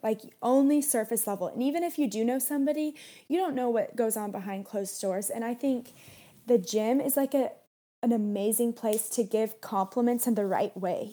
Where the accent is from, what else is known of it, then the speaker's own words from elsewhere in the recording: Kansas City, Missouri, United States; now in Arizona, United States; We're both from Missouri